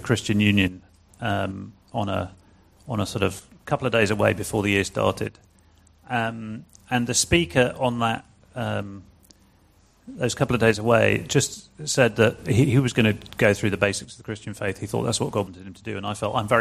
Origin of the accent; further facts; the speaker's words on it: near Cambridge, East of England, United Kingdom; also born or lived in Glasgow; now in London, United Kingdom; we left there when I was six. I grew up near Cambridge